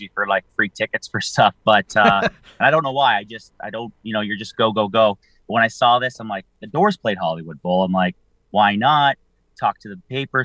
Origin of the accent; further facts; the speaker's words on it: St. Catharines, Ontario, Canada; I'm from St. Catharines